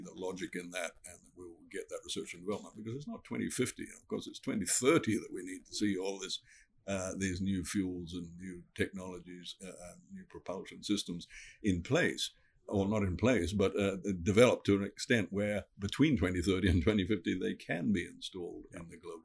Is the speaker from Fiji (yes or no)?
yes; Fiji; I come from Fiji, and my people have been living in Fiji for five generations